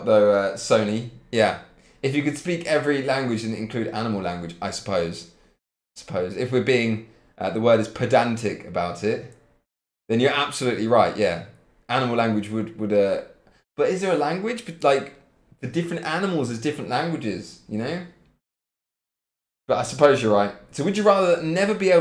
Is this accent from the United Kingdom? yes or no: yes; Cambridge, East of England, United Kingdom; moved away as an adult; now in Leipzig, Germany; I'm living in Leipzig. But I come from Cambridge.